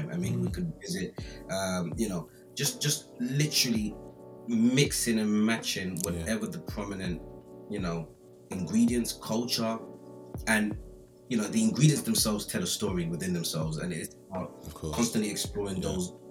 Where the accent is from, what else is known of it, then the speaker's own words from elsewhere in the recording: London, United Kingdom; I grew up in Brixton